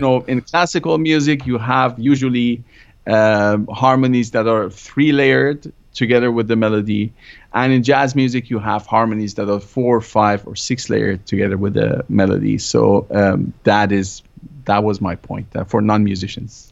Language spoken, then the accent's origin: English; Germany; moved away as an adult; also born or lived in Iran; now in California, United States; growing up in Germany